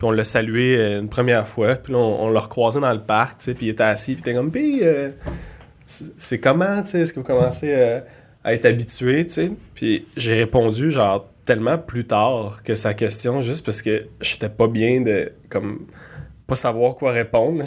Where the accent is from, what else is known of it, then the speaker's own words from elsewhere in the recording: Laval, Quebec, Canada; je viens de Laval